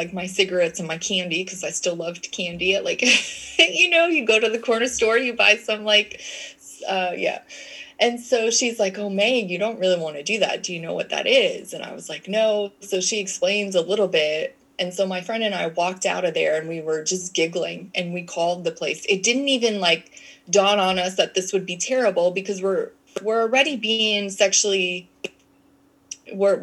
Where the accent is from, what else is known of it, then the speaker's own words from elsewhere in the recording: Canada; moved away; also born or lived in United States; I'm Canadian. So my mom had sent me back to Canada, because she was living in the United States